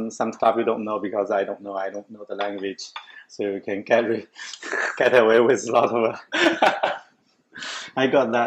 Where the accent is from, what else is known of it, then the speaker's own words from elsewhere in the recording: Jiangsu, China; English is a second language; moved away as an adult; also born or lived in Tianjin; now in Canada; Jiangsu province. But I was from village, so it is always staying in the village area.